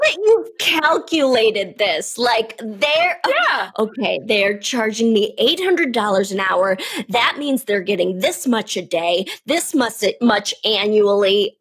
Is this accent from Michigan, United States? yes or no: yes; Detroit, Michigan, United States; growing up in Detroit, I would always go to Windsor